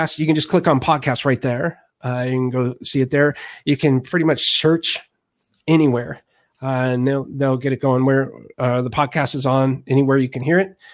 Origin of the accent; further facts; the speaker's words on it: Alaska, United States; now in Missouri, United States; I grew up in Alaska